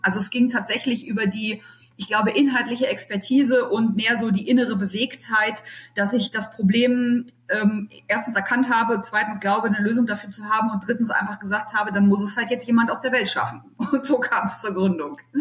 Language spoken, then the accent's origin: German; Berlin, Germany; now in Düsseldorf, Germany; ich gebürtige Berlinerin bin, jetzt in Düsseldorf wohne